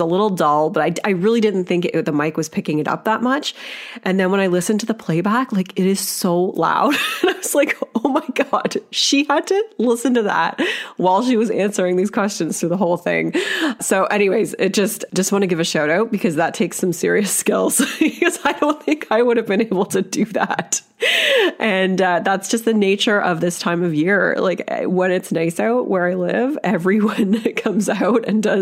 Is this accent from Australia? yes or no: no; Canada; as like a Canadian white girl here